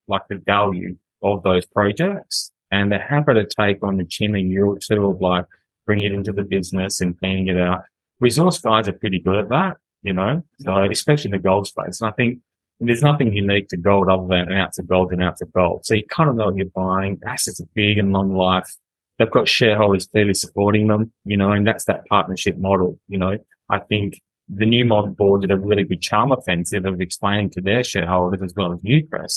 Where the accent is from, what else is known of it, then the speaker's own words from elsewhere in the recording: Western Australia, Australia; I'm from Calgary, I'm West Australian